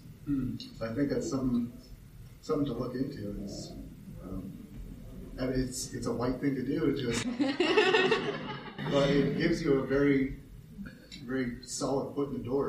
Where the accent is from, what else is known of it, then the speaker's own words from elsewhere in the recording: Alaska, United States; moved away; I'm from Alaska